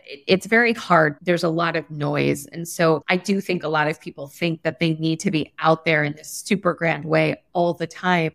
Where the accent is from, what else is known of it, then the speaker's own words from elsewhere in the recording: Los Angeles, California, United States; I was always obsessed growing up in Los Angeles with storytelling